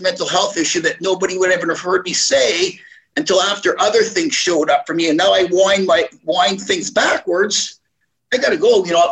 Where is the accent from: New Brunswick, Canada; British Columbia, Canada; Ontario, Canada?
New Brunswick, Canada; Moncton; moved away; also born or lived in Montreal / Toronto; the way I was raised from Moncton, New Brunswick